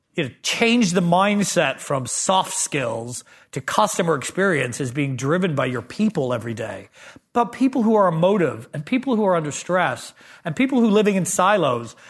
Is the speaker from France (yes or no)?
no; Canada; moved away; I grew up in Canada